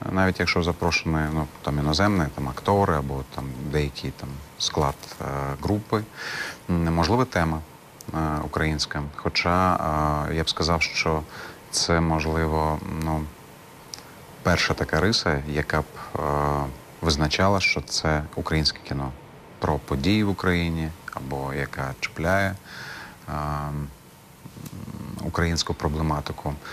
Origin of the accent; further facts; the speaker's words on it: Crimea, Ukraine; Відповім як кримський татарин.